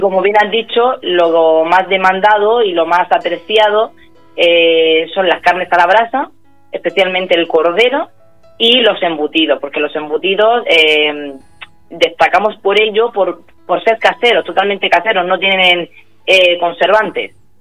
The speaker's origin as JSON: {"language": "Spanish", "town": "Abanilla", "region": "Region of Murcia", "country": "Spain", "said": "somos nosotros los de Avanilla"}